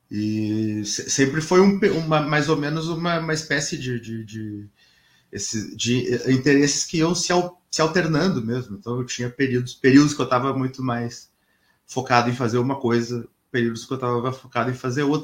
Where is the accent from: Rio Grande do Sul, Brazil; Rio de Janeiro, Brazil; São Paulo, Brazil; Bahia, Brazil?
Rio Grande do Sul, Brazil; Porto Alegre; born there; E eu nasci em Porto Alegre, mas ah, a minha família é de uma cidade aqui perto, que é uma cidade chamada Tapes, que é uma cidade do interior uh, no Rio Grande do Sul